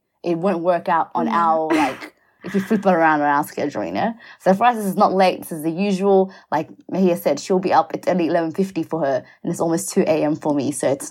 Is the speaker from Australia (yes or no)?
yes; Melbourne, Victoria, Australia; I'm from Melbourne, Australia